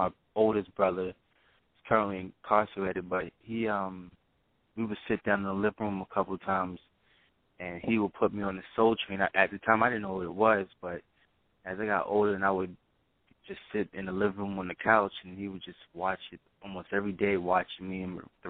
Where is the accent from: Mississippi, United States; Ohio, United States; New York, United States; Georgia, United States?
New York, United States; Brooklyn; now in North Carolina, United States; Well, I'm originally from Brooklyn, New York. It's a real long story prior to me moving here to North Carolina, but I'm originally from Brooklyn, New York.